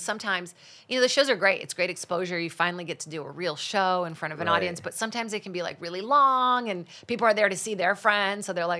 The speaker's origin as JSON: {"language": "English", "country": "Brazil", "second_language": "English", "said": "I think TV was kind of like a comforting thing for me when I didn't speak English."}